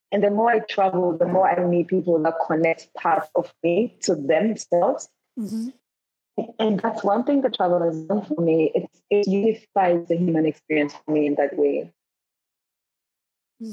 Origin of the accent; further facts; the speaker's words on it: Ghana; I'm from Ghana